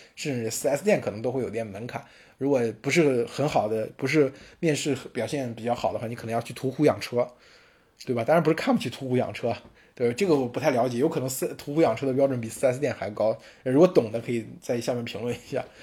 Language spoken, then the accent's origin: Chinese; Henan, China; accent: Henan dialect; 我们河南话